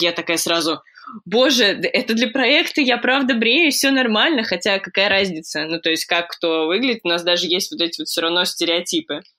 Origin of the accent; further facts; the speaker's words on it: Moscow, Russia; moved away as an adult; now in London, United Kingdom; я родилась в Москве, обожаю Москву